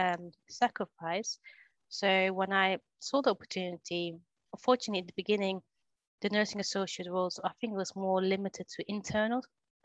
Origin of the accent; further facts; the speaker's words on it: Netherlands; now in England; So my first job in England, because I grew up in Holland